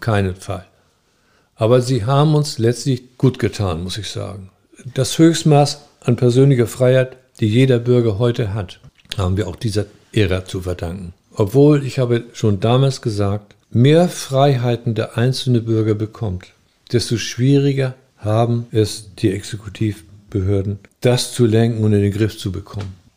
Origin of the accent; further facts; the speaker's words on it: North Sea coast, Germany; moved away as an adult; also born or lived in Hamburg; now in Eckernförde, Germany; Ich bin an der Nordsee aufgewachsen